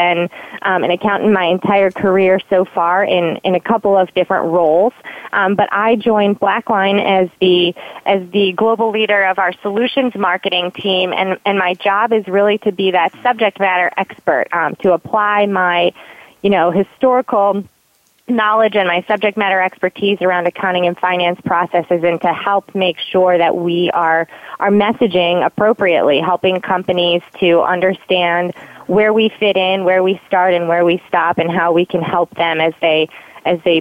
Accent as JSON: {"language": "English", "region": "east side of Michigan", "country": "United States", "tie": "born or raised there", "moved": "yes", "lives_now": "Baltimore, United States", "said": "I was born and raised in Michigan, so I'm a Michigan girl"}